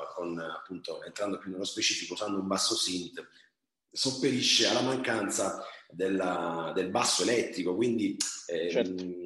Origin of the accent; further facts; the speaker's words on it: Taranto, Apulia, Italy; io sono nativo di, e vivo a Taranto, una città appunto sul mare